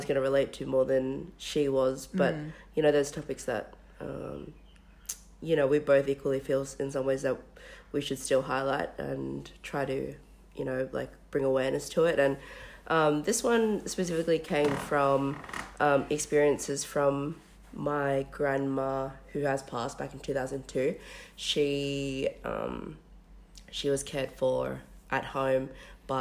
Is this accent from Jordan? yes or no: no; Australia; also born or lived in Western Sydney; both as Australian-raised Melanesian and Polynesian women in Western Sydney.